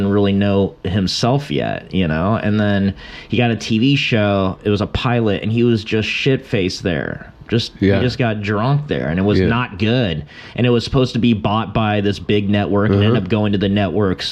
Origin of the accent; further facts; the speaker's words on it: Long Beach, California, United States; I'm from Long Beach